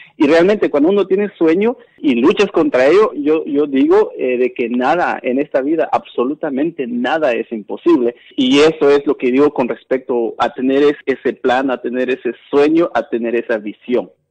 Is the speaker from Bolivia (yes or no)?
no; Guatemala; moved away; soy Maya Canjobal, guatemalteco, migrante